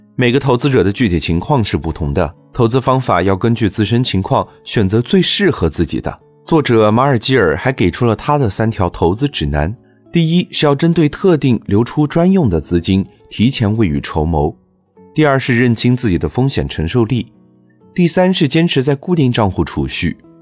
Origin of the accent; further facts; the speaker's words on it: China; 我们中国人